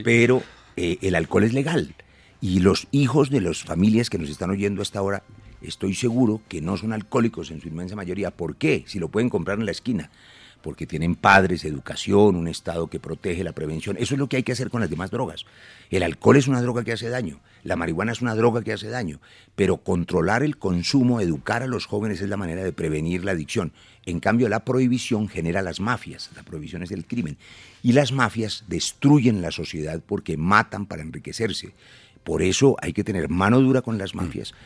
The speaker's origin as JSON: {"language": "Spanish", "country": "Colombia", "said": "como colombiano"}